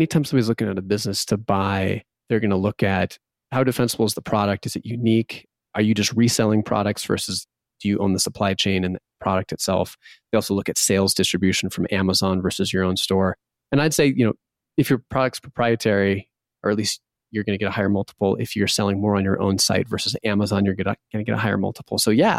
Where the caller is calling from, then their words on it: Bozeman, Montana, United States; I'm calling from Bozeman, Montana.